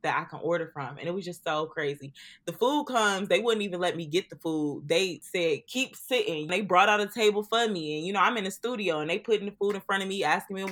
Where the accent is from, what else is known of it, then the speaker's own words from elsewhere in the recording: Detroit, Michigan, United States; me and Sam Austin's are from Detroit